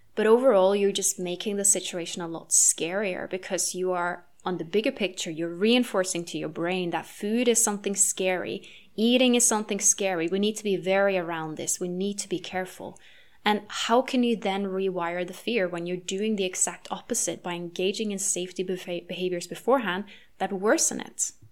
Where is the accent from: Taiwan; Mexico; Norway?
Norway; moved away; my home country of Norway